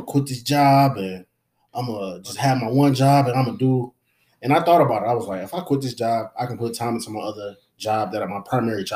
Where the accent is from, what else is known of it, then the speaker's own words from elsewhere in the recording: Jamaica; Me being Jamaican